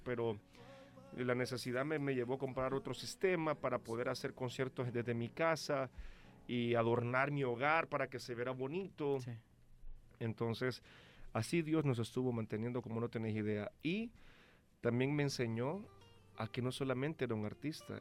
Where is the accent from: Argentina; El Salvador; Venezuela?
El Salvador; yo vengo desde El Salvador